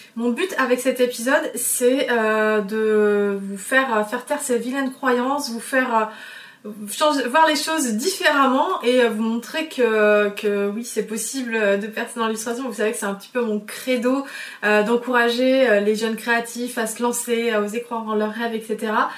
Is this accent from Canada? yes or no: no; France; je viens de l'île de Léon. Je viens d'un milieu très simple. Euh, mes parents sont ostriculteurs